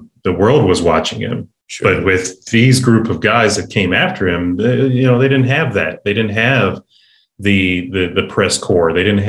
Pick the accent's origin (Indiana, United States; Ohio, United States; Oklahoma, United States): Ohio, United States; I grew up in Ohio